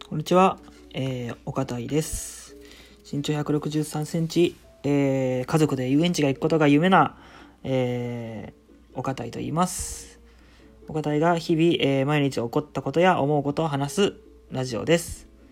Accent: Shizuoka, Japan; 僕、まあ、静岡県出身

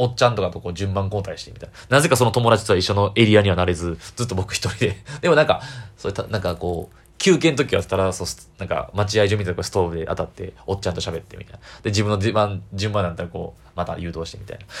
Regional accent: Kyoto, Japan; 京都なんですけど、僕ね、地元

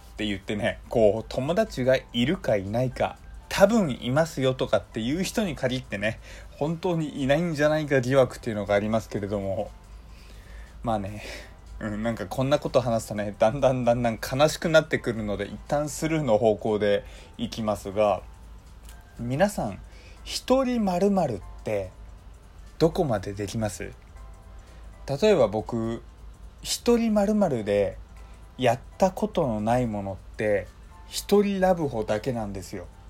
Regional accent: Hokkaido, Japan; moved away; also born or lived in Kanto; 僕はあの北海道出身のどさんこ

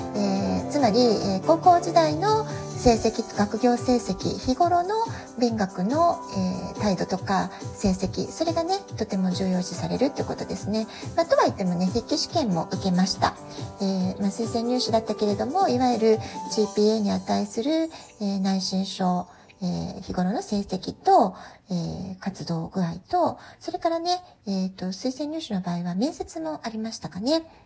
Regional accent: Japan; also born or lived in Tokyo, Japan; now in San Diego, United States; 私たち日本人のママたち

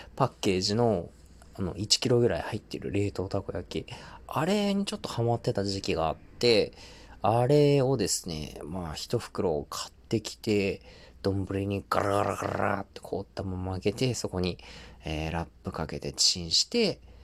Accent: Tohoku, Japan; 東北生まれ、東北育ち

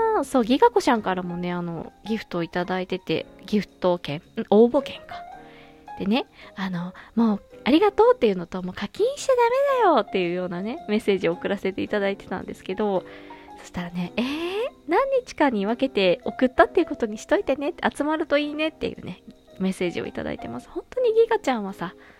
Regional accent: Fukuoka, Japan; moved away; 地元博多へ、旅立ちます

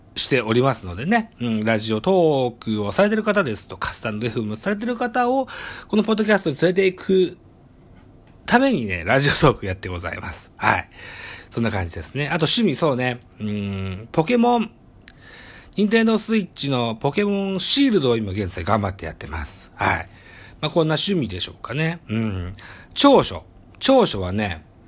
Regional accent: Shimane, Japan; 出身地、私は島根県に、えー、生まれの島根県育ちでございます

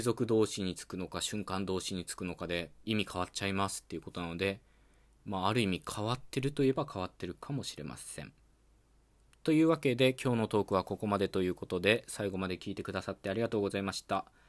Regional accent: western Japan, Japan; accent: Western Japanese dialect; 僕はね西日本の方言の話者なので

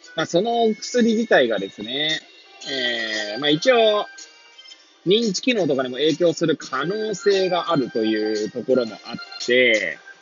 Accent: Hachiōji, Tokyo, Japan; moved away as an adult; now in Kamaishi, Japan; 八王子生まれ八王子育ち震災の前の年から釜石で働くポンコツ

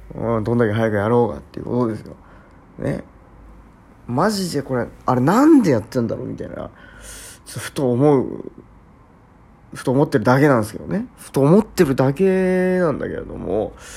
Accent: Shimane, Japan; 私の地域でね、まあ、島根県

